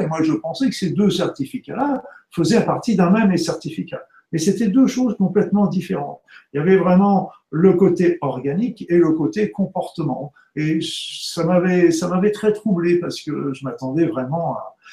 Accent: Normandy, France; je suis né en Normandie il y a pas longtemps maintenant

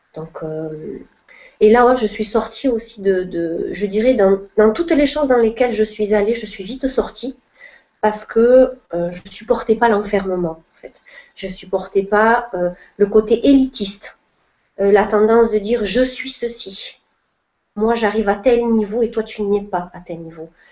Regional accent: Perpignan, Occitania, France; moved away; also born or lived in Montpellier / Spain; je suis originaire du sud de la France, donc Perpignan

